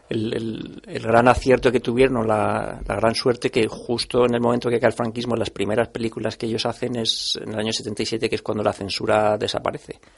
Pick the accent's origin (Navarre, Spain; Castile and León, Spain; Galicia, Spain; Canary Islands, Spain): Castile and León, Spain; Salamanca; yo soy de Salamanca y, y de pequeño siempre, pasaba el Sud Express por allí, que es un tren que va desde Lisboa hasta París